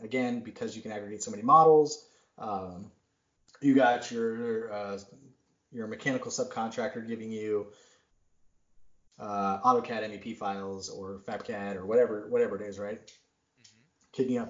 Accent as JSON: {"language": "English", "town": "Worcester", "region": "Massachusetts", "country": "United States", "said": "I'm from Massachusetts originally. I'm from Worcester. And I hear all these people talking, and I'm like, oh, my gosh, did I used to sound like this?"}